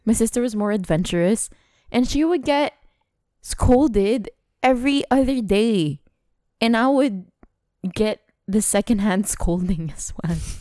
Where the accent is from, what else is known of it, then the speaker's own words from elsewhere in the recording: Dubai, United Arab Emirates; twenty-nine years in Dubai